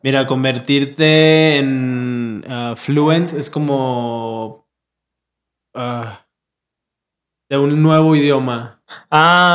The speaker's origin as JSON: {"language": "Spanish", "country": "Mexico", "said": "como mexicano"}